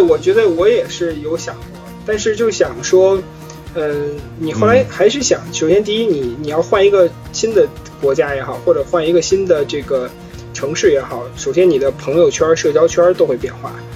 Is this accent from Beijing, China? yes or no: yes; Beijing, China; moved away as an adult; 从小在北京长大嘛